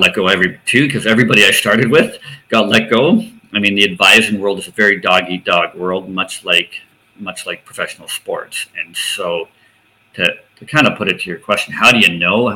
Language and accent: English; outside of Toronto, Ontario, Canada; growing up outside of Toronto, just outside of Toronto